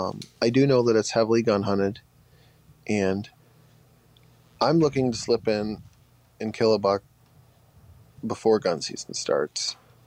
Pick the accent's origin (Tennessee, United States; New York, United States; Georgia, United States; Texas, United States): New York, United States; Northern; I'm from Northern New York, right on the east end of Lake Ontario.